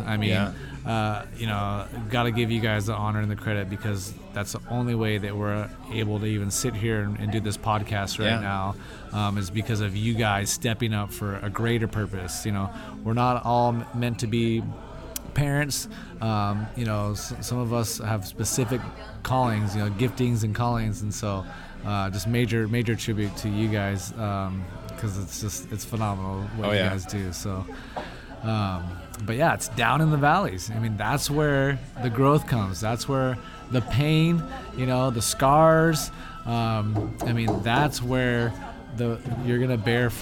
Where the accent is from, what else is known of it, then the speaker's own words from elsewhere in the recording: United States; being American